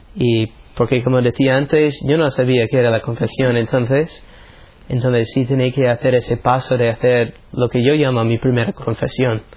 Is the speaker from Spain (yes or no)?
no; United States; soy de los Estados Unidos.